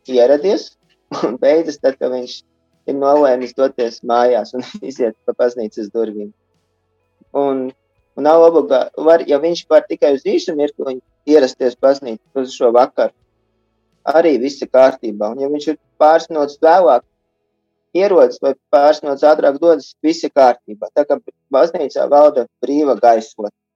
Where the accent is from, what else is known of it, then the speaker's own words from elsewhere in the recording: Riga, Latvia; moved away as an adult; also born or lived in near Augsburg, Germany; now in Augsburg area, Germany; Es esmu dzimis audzis Rīgā, bet studiju laikā visu, visi dzīves ceļi veda tālāk no Rīgas